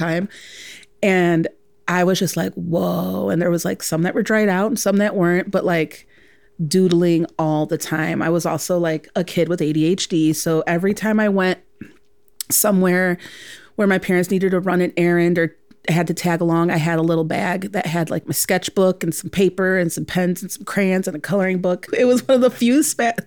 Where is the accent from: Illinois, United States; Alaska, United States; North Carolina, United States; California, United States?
Illinois, United States; Chicago; I'm born and raised in Chicago, second generation Chicagoan.